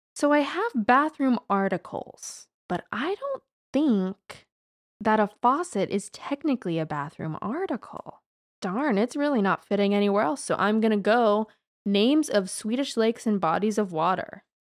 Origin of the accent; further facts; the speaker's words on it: United States; as an American who unfortunately only speaks English fluently